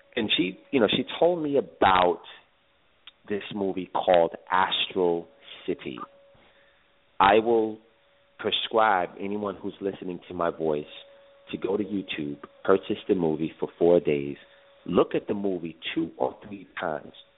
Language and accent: English; New York City, New York, United States; I am actually from Brooklyn